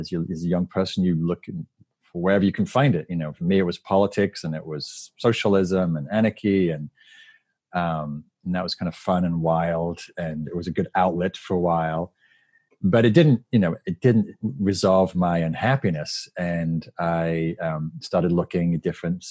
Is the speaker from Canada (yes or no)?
no; the north of England, United Kingdom; moved away as an adult; also born or lived in London; now in United States; I grew up in Northern England in a working class neighborhood and moved to London.